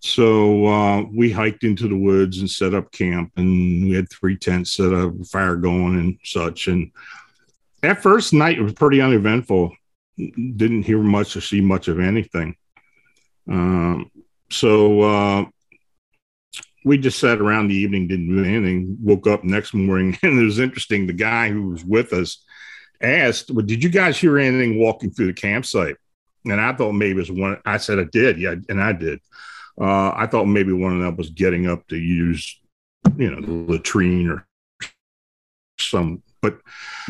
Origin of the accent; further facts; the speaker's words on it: Pennsylvania, United States; also born or lived in Baltimore, Maryland; I was born and raised up here in Pennsylvania, but I had moved down there after I got out of high school